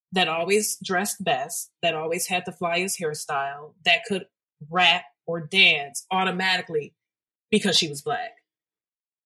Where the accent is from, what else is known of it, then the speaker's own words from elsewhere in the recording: Detroit, Michigan, United States; I am from Detroit. Detroit is a very hyper-segregated city, and our schools were a reflection of it